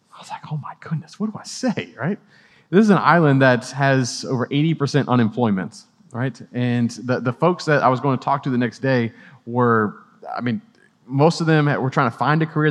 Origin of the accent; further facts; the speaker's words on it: New Orleans, Louisiana, United States; now in Clemson, United States; I'm originally from New Orleans